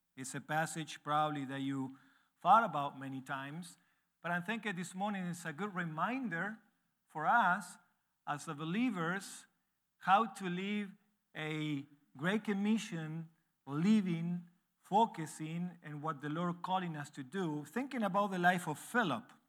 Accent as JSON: {"language": "English", "country": "Argentina", "tie": "born or raised there", "second_language": "English", "moved": "as an adult", "lives_now": "Uruguay", "said": "I was born and raised in Argentina, so that you can see that I have an accent when I speak English."}